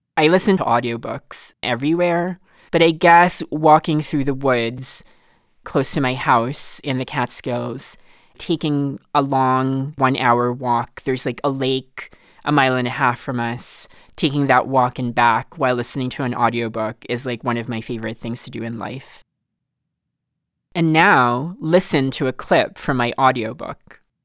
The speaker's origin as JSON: {"language": "English", "country": "Philippines", "tie": "born or raised there", "accent": "mid Filipino American", "moved": "yes", "lives_now": "United States", "said": "I grew up in the Philippines"}